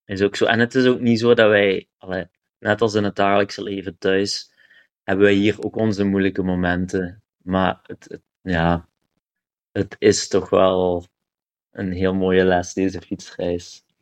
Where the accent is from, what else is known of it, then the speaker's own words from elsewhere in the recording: Kaulille, Flanders, Belgium; moved away; also born or lived in Ghent; ik ben van Kouwelil.